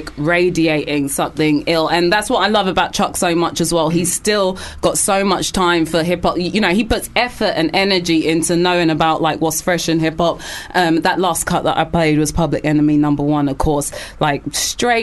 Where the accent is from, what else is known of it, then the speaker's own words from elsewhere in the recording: London, United Kingdom; me growing up in North London